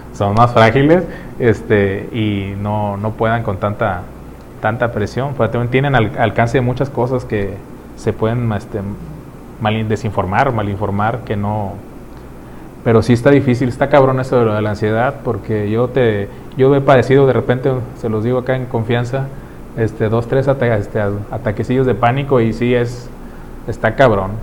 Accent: Mexico; como mexicano

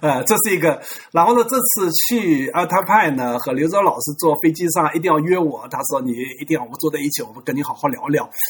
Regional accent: China; 作为一个中国人肯定要研究汉字

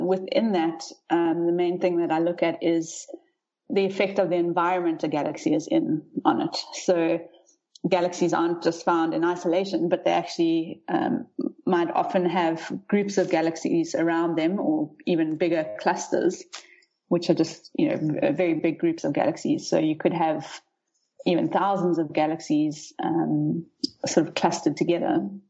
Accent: Rustenburg, North West, South Africa; also born or lived in Pretoria / Cape Town; I'm a South African. I grew up in the Northwest province, mostly in Rustenburg, but we moved around quite a bit when I was young.

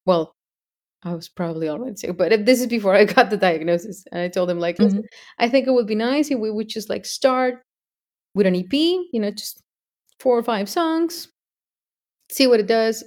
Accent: Mexico; I am from Mexico

